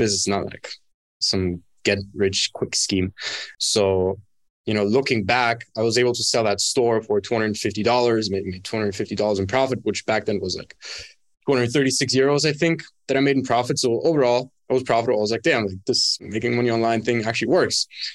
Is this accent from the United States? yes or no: no; Germany; moved away as an adult; also born or lived in Dubai; now in Bali, Indonesia; born and raised in Germany, moved out from my hometown when I was 18